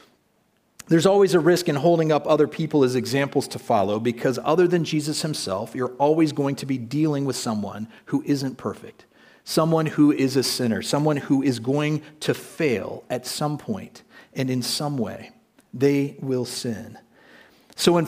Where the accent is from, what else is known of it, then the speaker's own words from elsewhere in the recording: United States; moved away as an adult; now in Prague, Czech Republic; when I was a child growing up in the United States